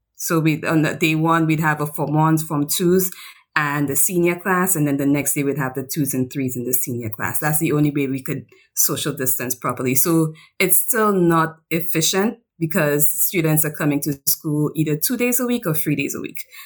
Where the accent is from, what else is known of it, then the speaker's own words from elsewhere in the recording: St. Lucia; also born or lived in Pennsylvania / Japan; I come from the Caribbean island of Saint Lucia